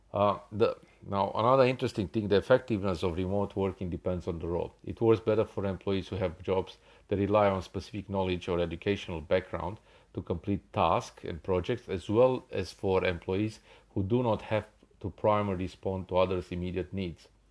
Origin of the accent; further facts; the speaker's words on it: Australia; I'm from Australia